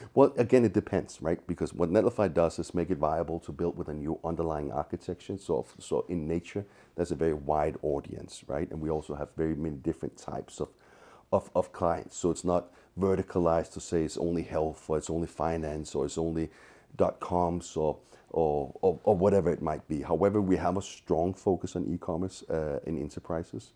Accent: Copenhagen, Capital Region of Denmark, Denmark; moved away as an adult; now in San Francisco, United States; I'm originally from Copenhagen, as is he, so my old country is Denmark

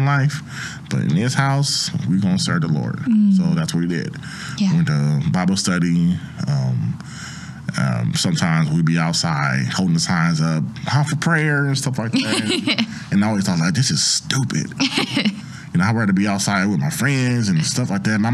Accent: Oakland, California, United States; moved away as an adult; now in central Illinois, United States; I grew up in Oakland, California

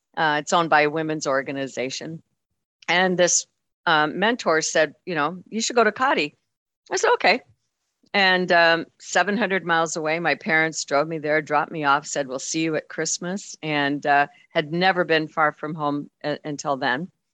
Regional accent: Wyoming, United States; i'm very very proud of my wyoming heritage

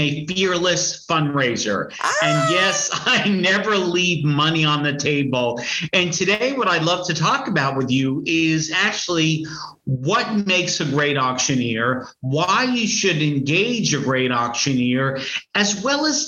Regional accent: New York, United States; I'm from New York

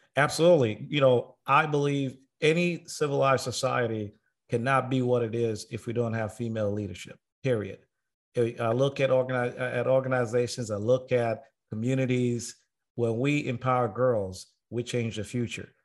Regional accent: Tanzania; now in United States; I was born and raised in Tanzania before I moved to America

